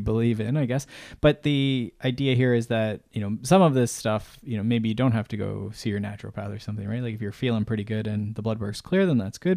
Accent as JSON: {"language": "English", "country": "Canada", "said": "I'm Canadian"}